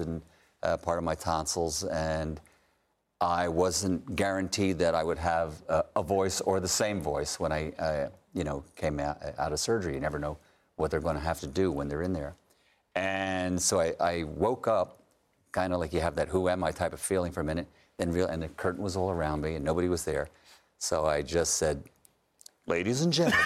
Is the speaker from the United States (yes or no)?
yes; United States; I'm an American